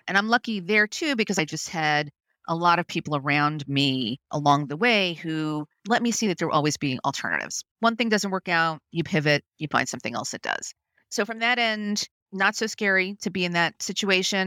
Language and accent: English; New York City, New York, United States; I grew up in Brooklyn, New York